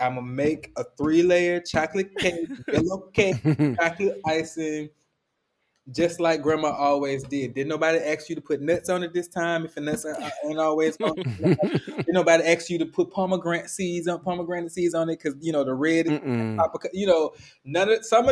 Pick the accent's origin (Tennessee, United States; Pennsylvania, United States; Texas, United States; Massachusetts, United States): Tennessee, United States; Memphis; I'm from Memphis, so we eat slaw with barbecue and we eat slaw with fish